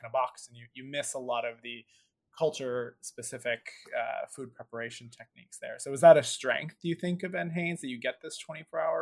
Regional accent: Philadelphia, Pennsylvania, United States; I'm from Philadelphia

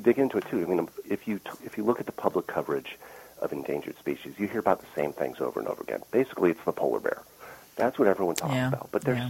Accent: Buffalo, New York, United States; I grew up outside of Buffalo, not that far from Love Canal.

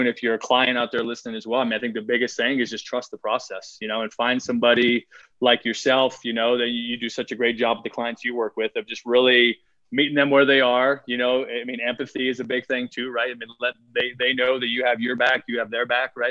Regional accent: Iowa, United States; I grew up, I grew up in Iowa

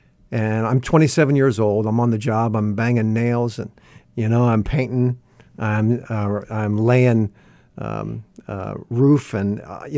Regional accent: Fort Wayne, Indiana, United States; What part of the country? I grew up in Fort Wayne, Indiana.

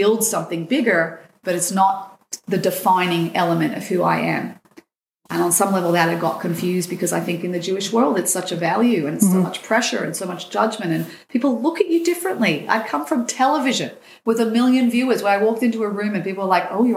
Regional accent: Sydney, New South Wales, Australia; now in Israel; I grew up in Sydney

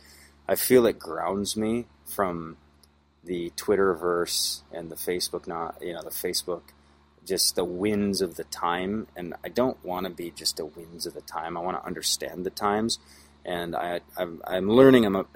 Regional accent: United States; being an American

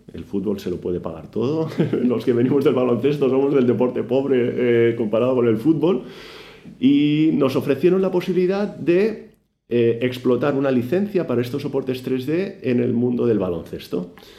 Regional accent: Badalona, Catalonia, Spain; yo soy de Badalona, tuve la suerte de nacer en la ciudad que ama el baloncesto

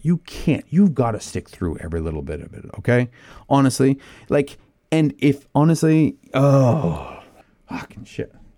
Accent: Canada; I'm a, I'm a Canadian who can't ice skate

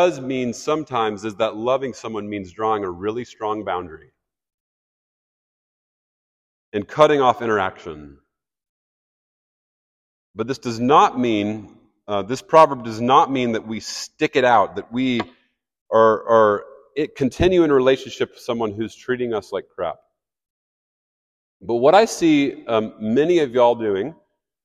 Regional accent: Kansas City, Missouri, United States; I grew up in Kansas City.

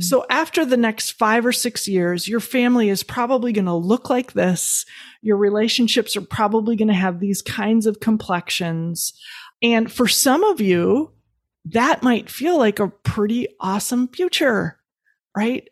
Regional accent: Midwest, United States; I was raised in the Midwest.

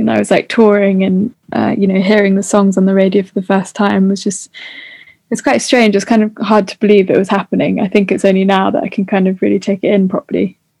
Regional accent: New Forest, South East England, United Kingdom; I've kind of just stayed at my at, like where I grew up in the New Forest.

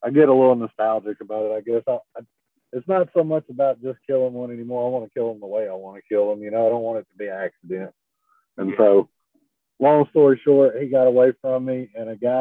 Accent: Texas, United States; I'm from Texas

